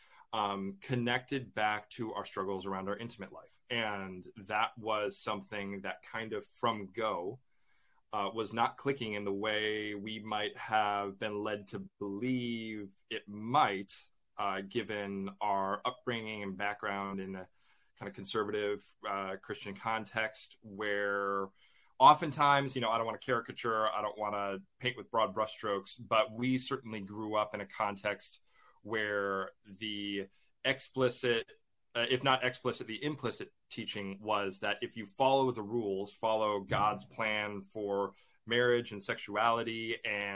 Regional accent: Chicago, Illinois, United States; moved away as an adult; now in England; I grew up in the Chicagoland area, and my family and I, we moved here to England for me to work on a grad school program

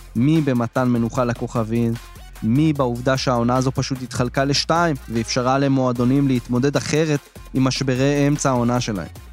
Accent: Israel

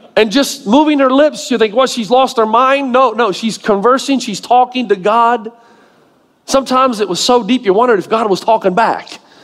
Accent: Tennessee, United States; moved away; I grew up in Tennessee

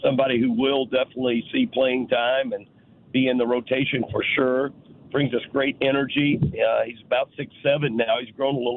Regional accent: near Owensboro, Kentucky, United States; now in St. Louis, United States; Owensboro was about 30, 35 minutes from my hometown

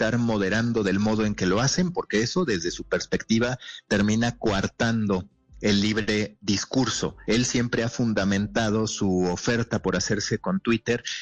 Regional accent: Mexico; Sí, mexicano, mexicano.

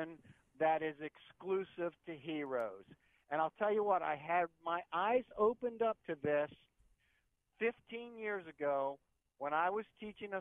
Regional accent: Columbus, Ohio, United States; Growing up in Columbus

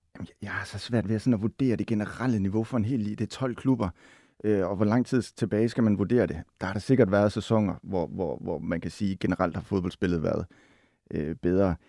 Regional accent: Silkeborg, Central Denmark Region, Denmark; now in Copenhagen, Denmark; jeg kommer fra Silkeborg

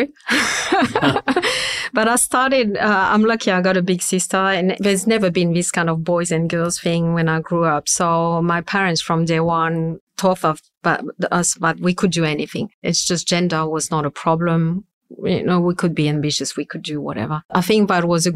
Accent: France; accent: super strong French accent; English is a second language; moved away as an adult; now in Sydney, Australia; We speak French at home, so that's I will never lose my super strong accent

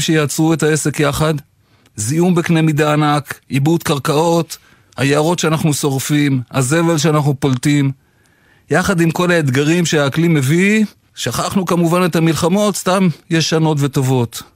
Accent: Israel; נולדתי כאן

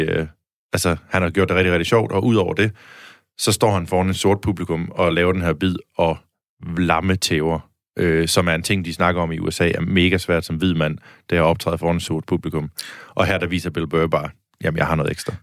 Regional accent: Denmark; accent: Jutlandic; jeg snakker ret jysk

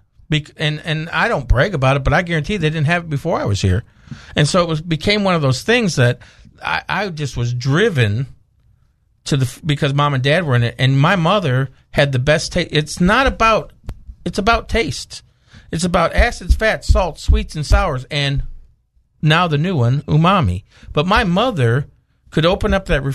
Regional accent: Ithaca, New York, United States; moved away as an adult; now in Arkansas, United States; we grew up in Ithaca, New York

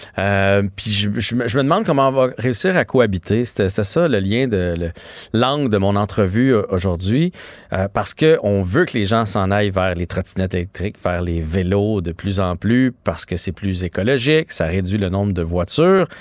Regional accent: Saint-Bruno-de-Montarville, Quebec, Canada; je viens de Saint-Bruno

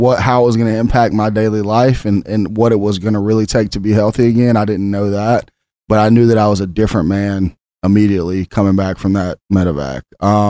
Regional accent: Memphis, Tennessee, United States; I'm from Memphis, Tennessee, born and raised, the land of blues, barbecue, and Stax Records.

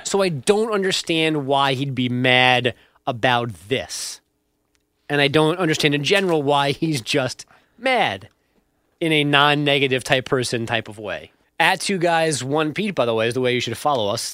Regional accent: New York, United States; as a New Yorker

